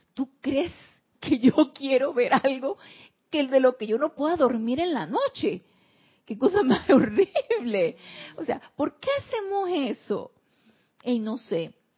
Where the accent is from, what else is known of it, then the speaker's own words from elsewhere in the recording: Panama; Aquí en Panamá le llamamos historia patria a este tipo de situaciones